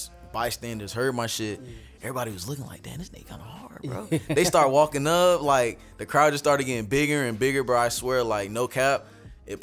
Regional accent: Palm Beach, Florida, United States; I'm from Palm Beach, South Florida. I grew up here.

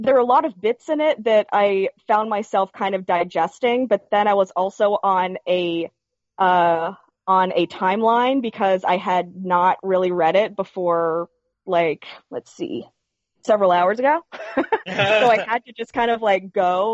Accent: Knoxville, Tennessee, United States; I'm from East Tennessee, so, like, I'm not sure how many other people know who that is. Like, I'm literally from Knoxville

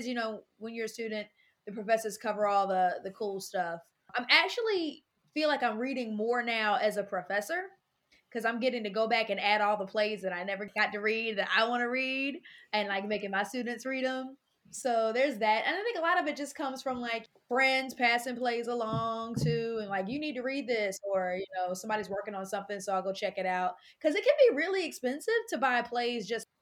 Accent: North Carolina, United States; moved away as an adult; now in Louisville, United States; I'm very proud North Carolina girl. And I'm from North Carolina. I came to Louisville in 2015 to go to grad school at U of L

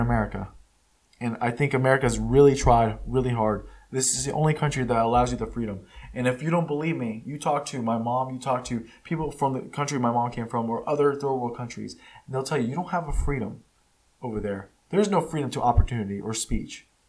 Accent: United States; first language Spanish; English is a second language; I'm not from Mexico. I was born here in the United States. It's the only country I know.

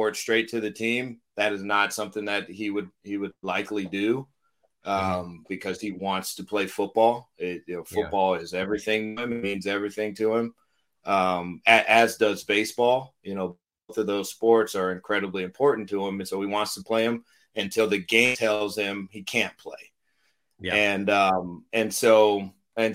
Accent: Los Angeles, California, United States; I'm a kid from Los Angeles.

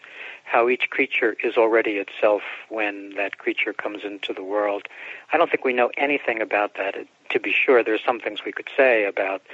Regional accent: New York City, New York, United States; also born or lived in Bronx; my mom and I moved out to Brooklyn from the Bronx when I was about five or so

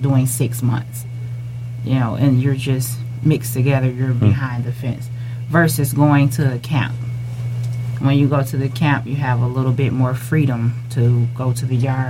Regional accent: Detroit, Michigan, United States; I had a Texas number, but I'm from Detroit

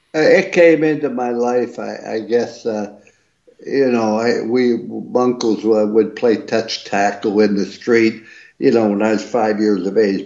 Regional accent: East Liverpool, Ohio, United States; I was raised in East Liverpool, Ohio.

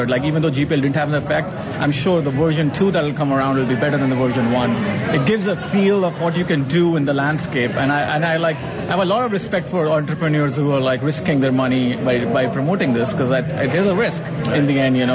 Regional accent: India; now in United States; I'm an Indian. I was born in India

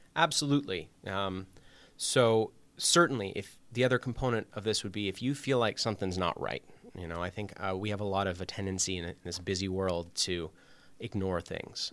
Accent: Toronto, Ontario, Canada; moved away as an adult; also born or lived in Montreal / Chicago; now in Waterbury, United States; I'm from Canada originally. Um, I did my undergrad in Montreal, but I'm from the Toronto area

